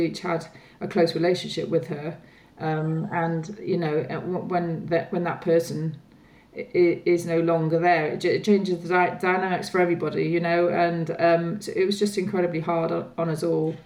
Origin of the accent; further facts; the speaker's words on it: Wales, United Kingdom; now in London, United Kingdom; I'm from Wales, and a group of us old school friends get together, you know, every so often in Wales